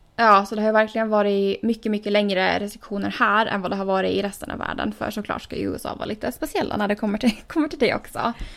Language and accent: Swedish; Åland Islands; moved away as an adult; now in United States; som man är van vid hemma på Åland